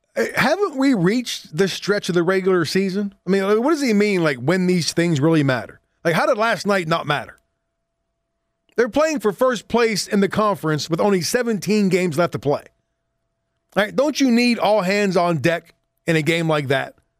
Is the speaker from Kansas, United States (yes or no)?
no; Southwest Pennsylvania, United States; moved away; I'm from Southwest P